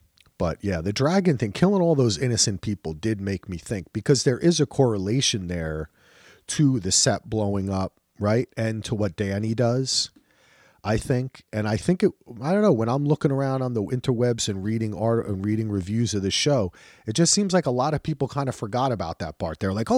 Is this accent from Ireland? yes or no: yes; Ireland; I'm Irish. We don't like kings and queens.